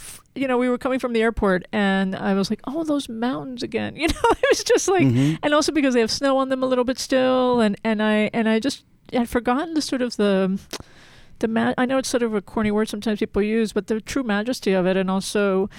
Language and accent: English; New Jersey, United States; also born or lived in Philadelphia, Pennsylvania / Florida / North Carolina / Salt Lake City, Utah; I was born in Philadelphia, grew up mostly in New Jersey, Florida, North Carolina, with a brief stint in Salt Lake City when I was in the sixth grade.